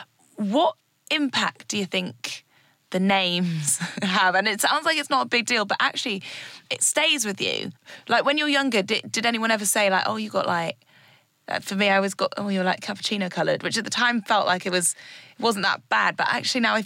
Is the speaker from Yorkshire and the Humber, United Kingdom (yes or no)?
no; Newcastle upon Tyne, North East England, United Kingdom; moved away as an adult; also born or lived in Cambridge; now in London, United Kingdom; I grew up in Newcastle, and went to university in Cambridge